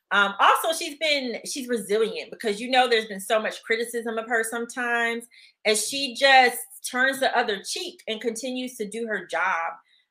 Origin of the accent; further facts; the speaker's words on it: the South, United States; I'm still from the South.